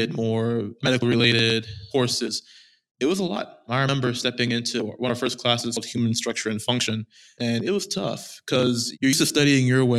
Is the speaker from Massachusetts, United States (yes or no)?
no; Austin, Texas, United States; I was born and raised in Austin, Texas